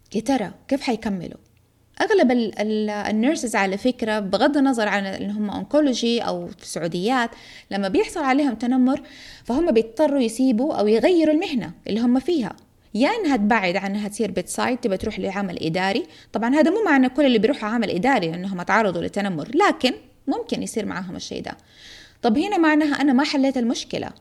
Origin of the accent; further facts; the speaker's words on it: Jeddah, Makkah Province, Saudi Arabia; عندنا في جدة